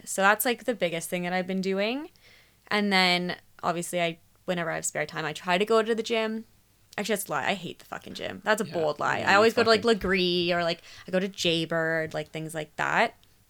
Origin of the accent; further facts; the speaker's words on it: Toronto, Ontario, Canada; now in Vancouver, Canada; I'm from Toronto, so... snow and driving doesn't terrify me.